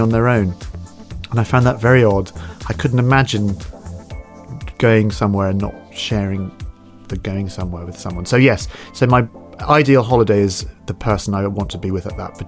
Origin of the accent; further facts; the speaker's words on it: West Coast of Scotland, United Kingdom; moved away as an adult; also born or lived in London; I love Scotland. I grew up there in the West Coast